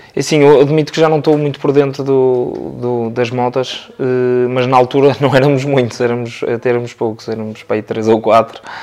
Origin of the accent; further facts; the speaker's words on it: Porto, Norte, Portugal; sou natural aqui do Porto